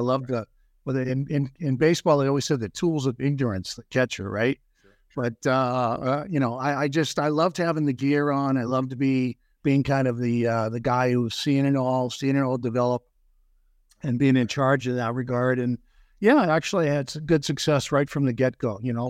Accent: Boston, Massachusetts, United States; I grew up in the Boston area.

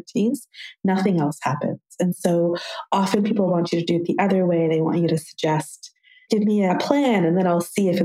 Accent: Toronto, Ontario, Canada; I'm from Toronto. I work in Toronto

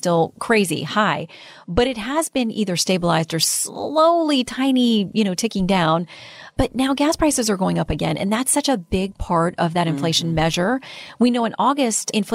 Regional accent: Florida, United States; moved away; my home state

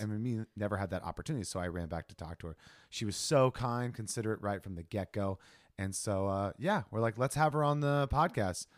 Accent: Ohio, United States; now in California, United States; I'm from Ohio

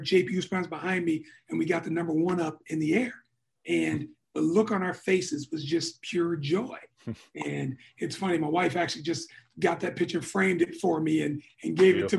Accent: Muskegon, Michigan, United States; moved away; I'm from Muskegon originally, so I'm in West Michigan

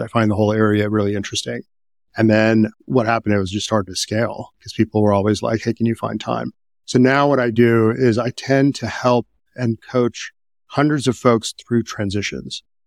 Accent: Midwest, United States; I was growing up in the Midwest

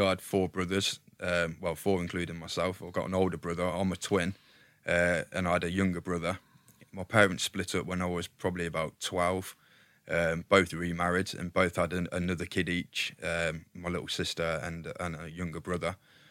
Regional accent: Leamington Spa, West Midlands, United Kingdom; So I was born in Leamington Spa, a little village called Weston under Weatherley. So we were country lads.

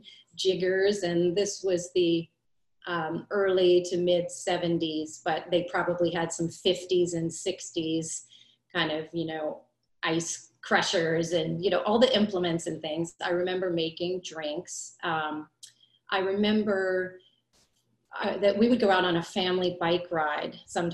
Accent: New Orleans, Louisiana, United States; I was born and raised in New Orleans, Louisiana

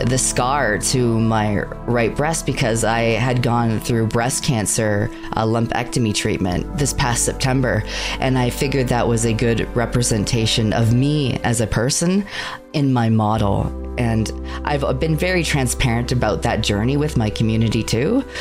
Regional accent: Canada; I am a Canadian VTuber

